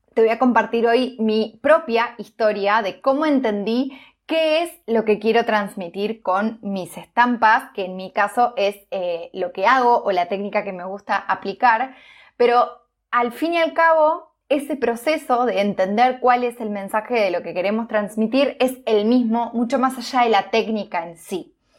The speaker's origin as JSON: {"language": "Spanish", "town": "Villa Elisa", "region": "Entre Ríos", "country": "Argentina", "tie": "born or raised there", "moved": "yes", "said": "volví a mi ciudad natal, a Villeliza, en Entre Ríos"}